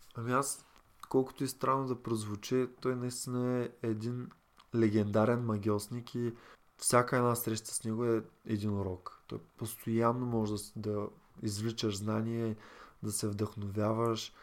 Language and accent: Bulgarian; Varna, Varna Province, Bulgaria; От Варна съм